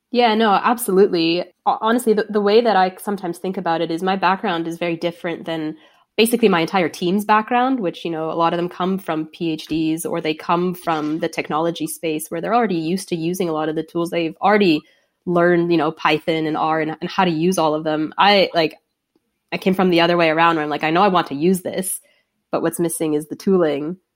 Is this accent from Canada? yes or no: yes; Toronto, Ontario, Canada; moved away as an adult; also born or lived in London, Ontario; from Toronto